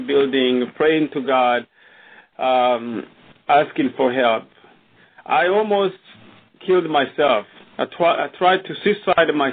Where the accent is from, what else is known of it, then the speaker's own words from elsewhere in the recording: Burundi; moved away; I was born in Burundi, in a small country